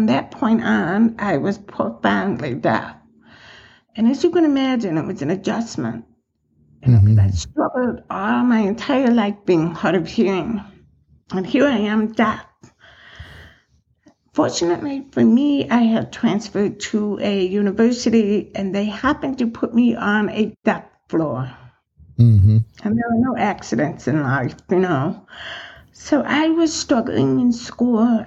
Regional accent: Chicago, Illinois, United States; moved away as an adult; now in West Henrietta, United States; I grew up in Chicago

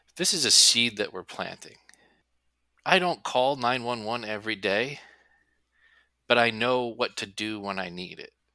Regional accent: New Jersey, United States; I'm from New Jersey

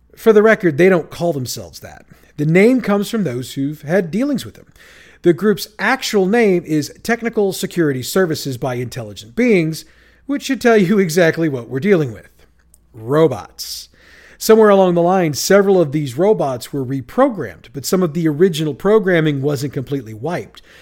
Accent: St. Louis, Missouri, United States; born or raised there

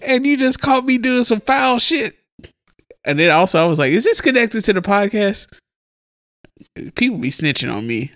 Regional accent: Huntsville, Alabama, United States; also born or lived in Mississippi / Birmingham, Alabama; When Andre was born, we moved from Birmingham back to Mississippi. My dad moved up here, started working. Andre was born. He went, got us, and brought us to Huntsville

